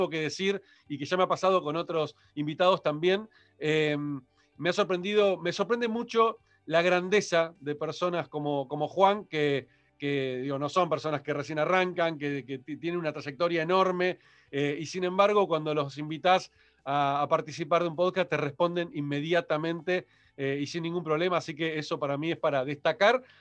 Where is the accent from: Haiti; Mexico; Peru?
Haiti; vengo de un mundo muy de Haití. Y todos los que somos de Haití en general, y esto lo pongo en general, este, no todos, pero en general somos muy retrotraídos